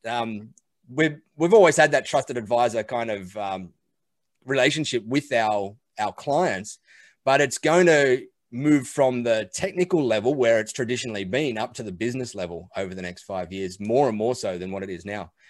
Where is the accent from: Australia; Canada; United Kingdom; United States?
Australia; I'm an Aussie. I live out here in Australia on the beach